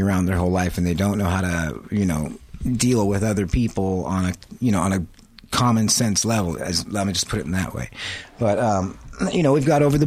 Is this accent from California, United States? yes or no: yes; La Habra Heights, California, United States; I grew up in La Habra Heights.